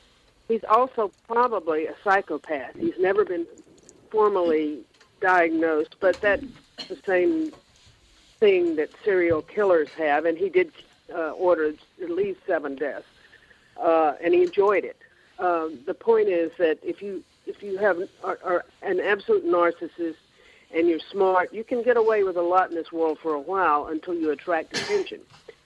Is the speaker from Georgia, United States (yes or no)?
yes; Georgia, United States; You know, I'm from Georgia, and everybody is on all sides of every issue, and I don't talk about any of that.